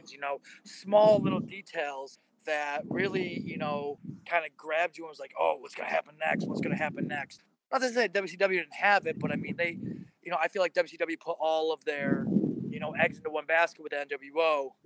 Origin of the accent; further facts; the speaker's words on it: Syracuse, New York, United States; I'm from Syracuse, New York